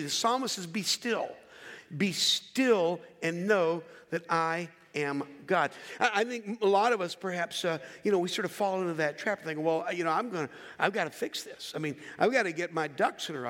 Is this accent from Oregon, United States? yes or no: no; Philadelphia, Pennsylvania, United States; I'm from Philadelphia